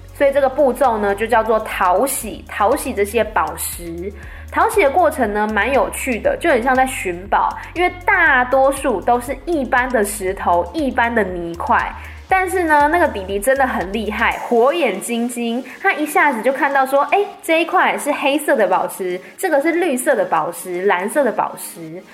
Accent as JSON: {"language": "Chinese", "country": "Taiwan", "said": "我们一般在台湾讲的台语"}